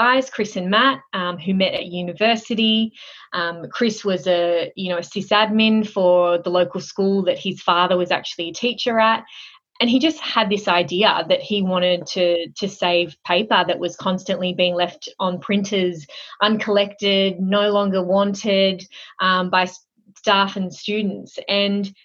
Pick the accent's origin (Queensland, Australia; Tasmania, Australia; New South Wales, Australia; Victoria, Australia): New South Wales, Australia; Sydney; moved away as an adult; now in Melbourne, Australia; I am originally from Sydney, and that's where I grew up